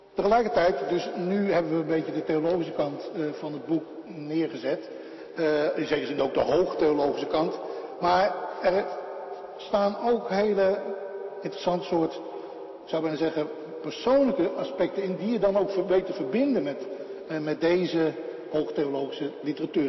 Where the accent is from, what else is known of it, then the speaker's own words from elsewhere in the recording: Netherlands; ik ben een typische Hollander